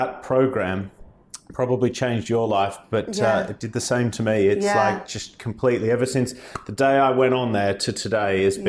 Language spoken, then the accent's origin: English; Australia; accent: Australian; moved away as an adult; now in United Kingdom; I am from Australia, as you can tell by my voice and many of my employees that work here. I came over here as a backpacker in 2012.